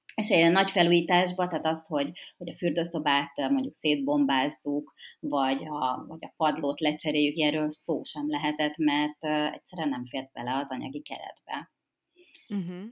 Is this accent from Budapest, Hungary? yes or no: yes; Budapest, Hungary; Én ugye fővárosi nő vagyok, és itt is töltöttem a, a gyerekkoromat is, itt nőttem föl. A 16. kerületben